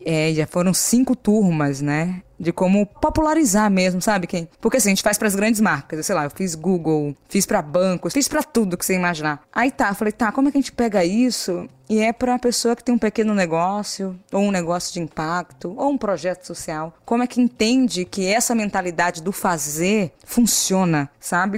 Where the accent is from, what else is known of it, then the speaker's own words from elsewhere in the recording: Salvador, Bahia, Brazil; Eu vim da periferia de Salvador.